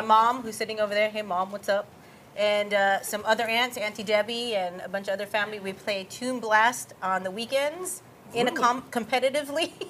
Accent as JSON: {"language": "English", "town": "Honolulu", "region": "Hawaii", "country": "United States", "tie": "born or raised there", "also_born_or_lived": "California", "moved": "yes", "lives_now": "Texas, United States", "said": "I'm from Honolulu, Hawaii, and I was born and raised there"}